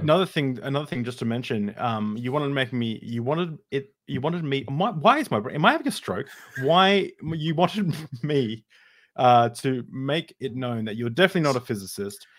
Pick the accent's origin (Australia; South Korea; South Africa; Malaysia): Australia; as an Australian